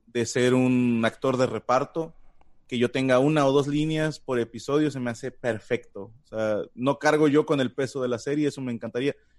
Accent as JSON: {"language": "Spanish", "country": "Mexico", "said": "en nombre de todo México, les digo, una, no hablamos como en las telenovelas"}